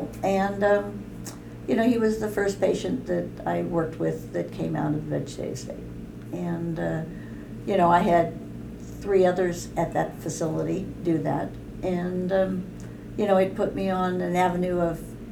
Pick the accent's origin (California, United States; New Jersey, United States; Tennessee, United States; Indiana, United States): California, United States; Bay Area; I was from California, so I grew up in the Bay Area, like Nancy.